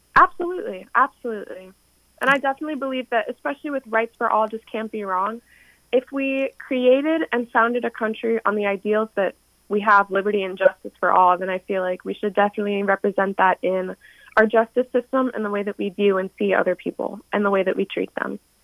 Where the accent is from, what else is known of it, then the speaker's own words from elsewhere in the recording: Minneapolis, Minnesota, United States; I'm from Minneapolis, Minnesota and I just graduated from high school.